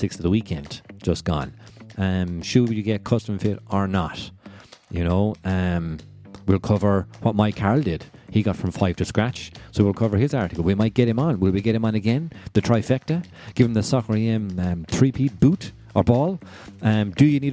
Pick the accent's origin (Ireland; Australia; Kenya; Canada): Ireland; Kilfenora, Munster; I grew up in Kilfenora, about 10 minutes from Lahinch